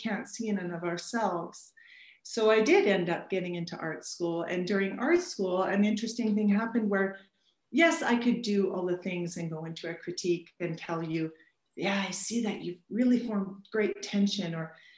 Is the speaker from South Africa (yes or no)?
no; Alberta, Canada; I grew up in Alberta where winters can drop about minus 43